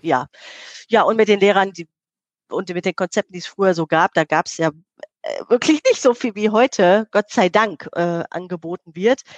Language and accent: German; Herne, North Rhine-Westphalia, Germany; im Stadtteil Eickel ähm, groß geworden, direkt äh, zu Bochum-Wattenscheid hin